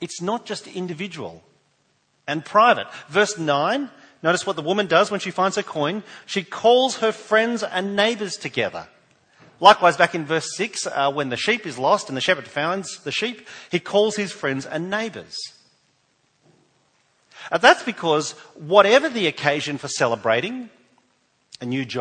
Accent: New South Wales, Australia; now in South Australia, Australia; I'm from New South Wales

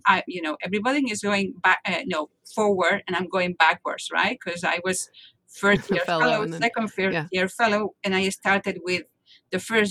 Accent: Barcelona, Catalonia, Spain; moved away as an adult; now in Boston, United States; I am from Barcelona, as I told you, and I never thought I was going to leave my home. Still now, my home is Barcelona, even though I live in Boston now for 27 years

